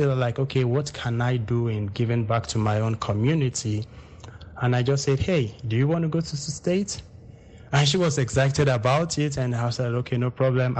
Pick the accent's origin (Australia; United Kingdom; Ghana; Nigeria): Nigeria; Ijebu Ode, Ogun State; now in Texas, United States; We started where we came from Ijebuode, right there.